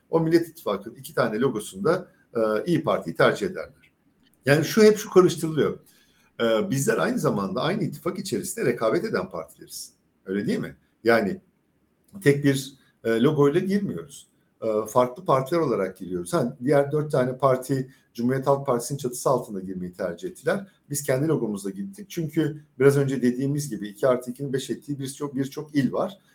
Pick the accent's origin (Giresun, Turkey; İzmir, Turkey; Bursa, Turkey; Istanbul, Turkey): İzmir, Turkey; Izmir, Turkey; İzmir'den milletvekili adayım ben. Birinci bölgeden. Burası benim büyüdüğüm yer.